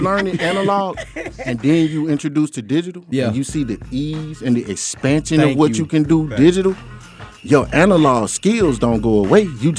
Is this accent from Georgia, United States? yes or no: yes; Decatur, Georgia, United States; I grew up in Decatur.